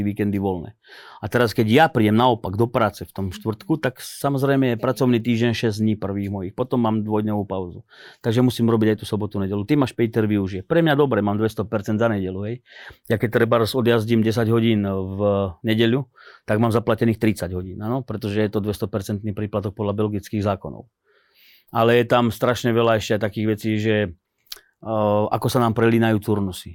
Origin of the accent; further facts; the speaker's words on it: Slovakia; ja som Slovák